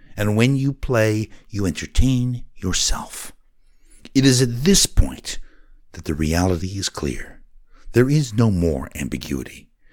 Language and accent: English; Oregon, United States; Growing up in Oregon, our father taught us passion